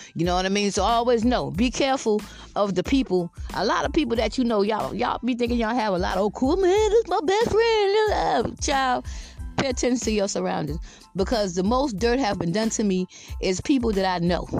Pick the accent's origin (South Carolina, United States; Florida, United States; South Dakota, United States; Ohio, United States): South Carolina, United States; Georgetown; moved away as an adult; also born or lived in Richland County, South Carolina; now in Lexington County, United States; I'm originally from Georgetown, South Carolina